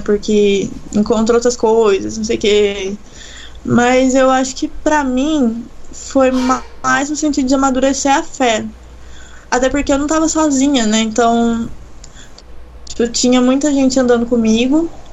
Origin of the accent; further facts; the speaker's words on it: Itajubá, Minas Gerais, Brazil; moved away; also born or lived in Pelotas; eu sou de Itajubá, né, no sul de Minas Gerais